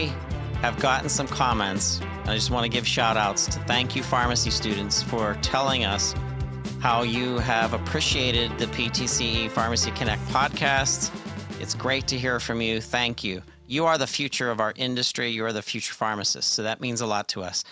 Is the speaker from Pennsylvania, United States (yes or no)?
yes; Pittsburgh, Pennsylvania, United States; my hometown of Pittsburgh, Pennsylvania.